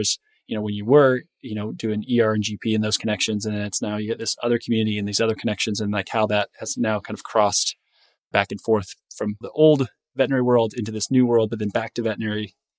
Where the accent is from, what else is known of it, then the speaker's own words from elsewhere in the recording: Northeast Indiana, United States; I grew up in Northeast Indiana